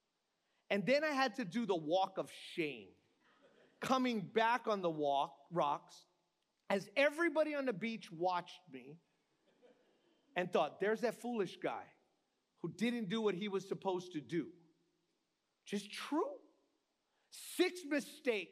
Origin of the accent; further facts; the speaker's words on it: Hawaii, United States; I'm from the Aina